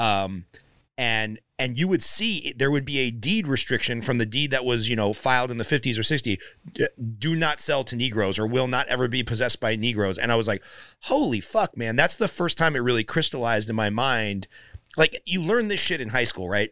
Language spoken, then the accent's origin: English; Glendale, California, United States; also born or lived in Palmdale; I grew up in Glendale